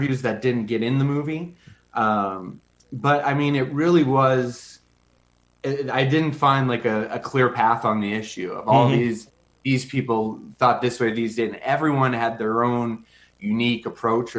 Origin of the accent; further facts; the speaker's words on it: Bismarck, North Dakota, United States; also born or lived in Bozeman, Montana; I'm born and raised in Bismarck, North Dakota. I still live in Bismarck